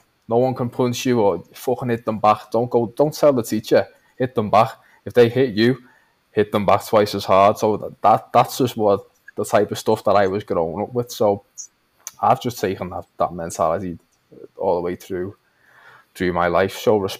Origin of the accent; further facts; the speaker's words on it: Liverpool, North West England, United Kingdom; accent: Scouse; That's my accent. It's a Scouse accent. That's why it sounds like this. It's like a mixture of Irish and English and all sorts of shit. But we're known as, when you're from Liverpool, you're known as a Scouser.